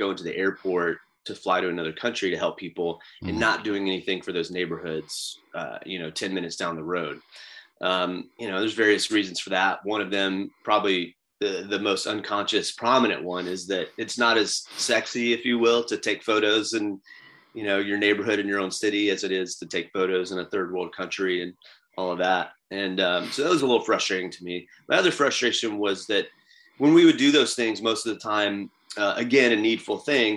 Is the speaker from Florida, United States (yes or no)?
yes; Florida, United States; I grew up in Florida. I live in Florida